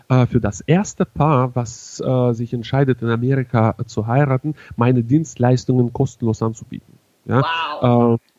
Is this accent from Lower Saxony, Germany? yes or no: yes; Hannover, Lower Saxony, Germany; ich komme zwar aus Hannover, bin aber zunächst Bundes, aber dementsprechend auch ja irgendwann auch weltweit unterwegs.